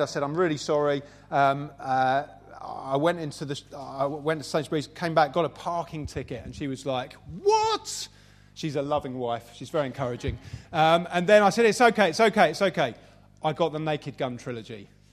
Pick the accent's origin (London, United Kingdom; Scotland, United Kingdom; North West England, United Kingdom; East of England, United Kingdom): London, United Kingdom; Southeast London. So that's where I come from. Uh, pretty much raised in, in that area